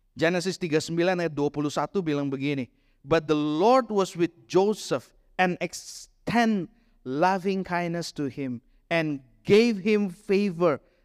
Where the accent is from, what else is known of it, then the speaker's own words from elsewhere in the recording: Bandung, West Java, Indonesia; kota saya waktu itu ya, ya aku Bandungan, kota kecil